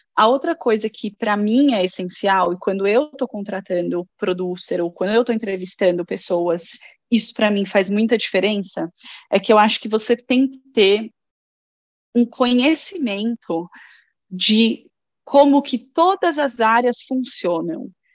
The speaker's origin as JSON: {"language": "Portuguese", "town": "Guarulhos", "region": "São Paulo", "country": "Brazil", "moved": "as an adult", "lives_now": "Sweden", "said": "eu sou de Guarulhos, de São Paulo"}